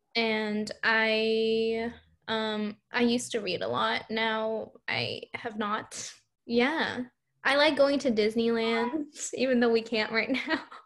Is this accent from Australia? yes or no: no; Hong Kong; now in United States; we are both from Hong Kong.